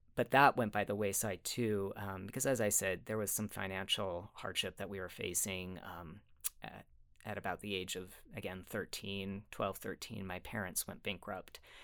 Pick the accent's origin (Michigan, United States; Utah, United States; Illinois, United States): Utah, United States; Sandy; also born or lived in Cottonwood Heights, Utah; I did grow up in Utah. I was born in Sandy. Um, hmm. grew up there and in Cottonwood Heights